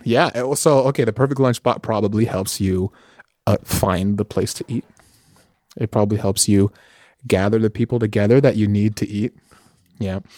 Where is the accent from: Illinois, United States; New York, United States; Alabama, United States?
New York, United States; New York City; moved away as an adult; now in California, United States; I grew up in New York City. Grew up in New York City, uh, mostly in Washington Heights, which is a neighborhood in Manhattan